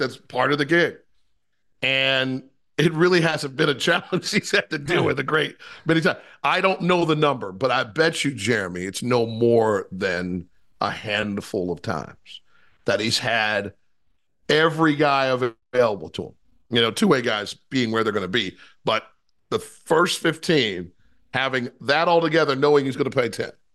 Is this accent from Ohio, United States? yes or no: yes; Ohio, United States; I'm from Ohio